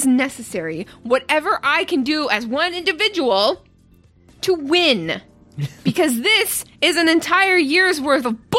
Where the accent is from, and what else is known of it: Ottawa, Ontario, Canada; moved away